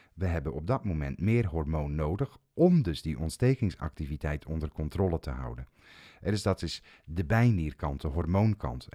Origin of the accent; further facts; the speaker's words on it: Zeeland, Netherlands; Ik kom zelf uit Zeeland